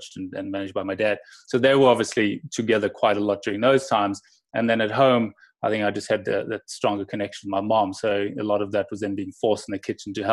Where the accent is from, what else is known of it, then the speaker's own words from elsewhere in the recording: Johannesburg, Gauteng, South Africa; moved away; also born or lived in England; So South Africa I still call home